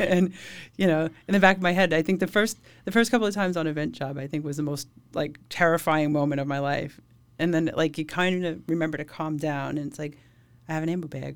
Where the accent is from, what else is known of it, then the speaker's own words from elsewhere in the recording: Suffolk County, Long Island, New York, United States; I grew up in Suffolk County.